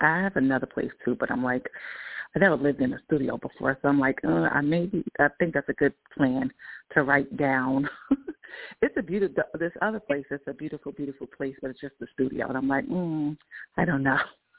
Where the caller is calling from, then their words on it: New York, United States; I am in New York.